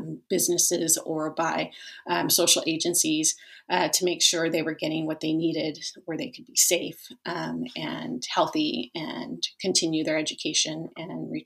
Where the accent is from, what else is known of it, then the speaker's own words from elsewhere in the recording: Los Angeles, California, United States; I grew up in the Los Angeles area